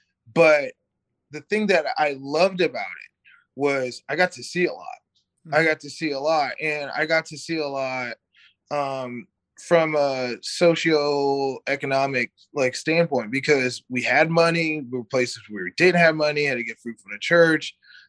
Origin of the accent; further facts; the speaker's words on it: Missouri, United States; also born or lived in North Carolina; now in Sacramento, United States; So I come from like a small town in Missouri to like the hood.